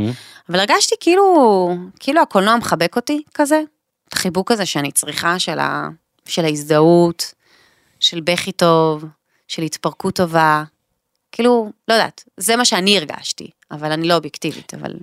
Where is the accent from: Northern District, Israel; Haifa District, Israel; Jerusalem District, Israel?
Haifa District, Israel; Caesarea; אנחנו מהוותיקים של קיסריה, כאילו מהמקימים